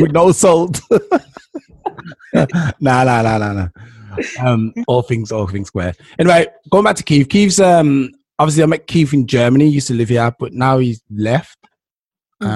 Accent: Jamaica; I'm Jamaican

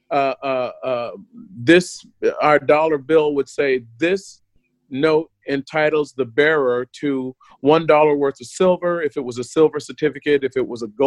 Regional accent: United States; moved away; When I was growing up in the States

